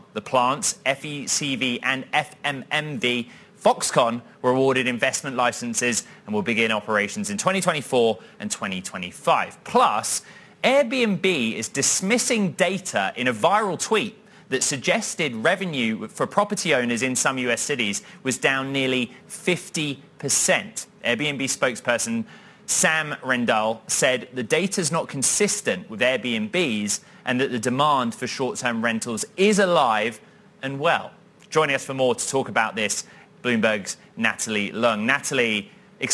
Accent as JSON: {"language": "English", "region": "London", "country": "United Kingdom", "tie": "born or raised there", "moved": "yes", "said": "my old stomping ground, my hometown"}